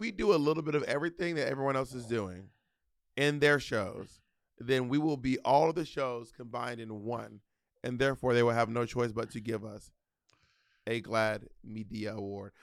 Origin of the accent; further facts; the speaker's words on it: Columbus, Georgia, United States; I was born in Columbus, Georgia at the medical center.